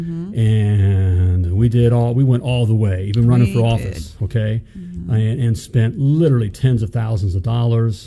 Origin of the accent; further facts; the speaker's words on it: United States; as an American